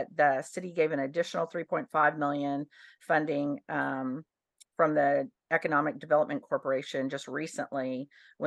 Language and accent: English; Dallas, Texas, United States; now in New Braunfels, United States; I'm from Dallas